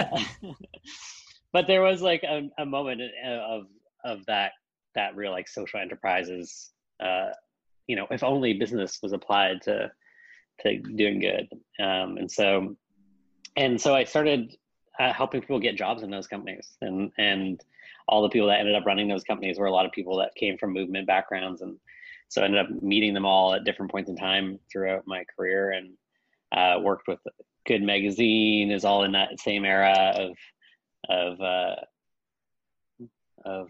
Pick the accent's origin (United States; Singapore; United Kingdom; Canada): Canada; I come from Canada. I am fifth generation Canadian